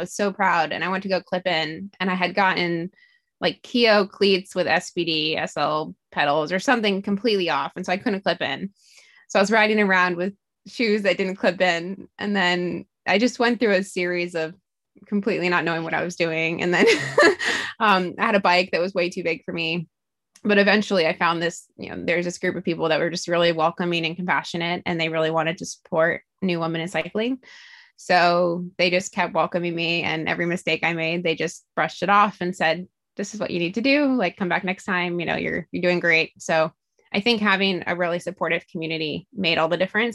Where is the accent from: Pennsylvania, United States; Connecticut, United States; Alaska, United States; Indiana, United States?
Alaska, United States; also born or lived in East Coast; now in California, United States; I am from Alaska, so it was closer to my parents who still live there.